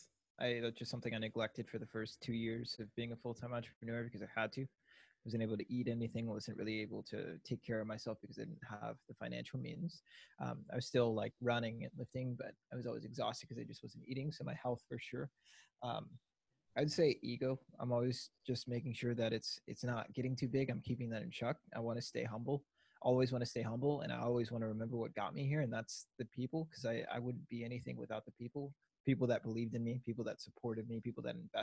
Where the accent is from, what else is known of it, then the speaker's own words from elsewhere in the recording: Minneapolis, Minnesota, United States; moved away as an adult; now in Milwaukee, United States; I was born in Twin Cities, grew up in the city there, and then we moved out to the suburbs